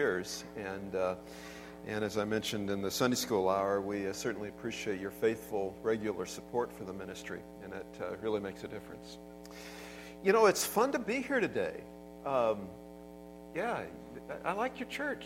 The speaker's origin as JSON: {"language": "English", "town": "Everett", "region": "Washington", "country": "United States", "tie": "born or raised there", "said": "I grew up in Everett, and so, you know, not that far away."}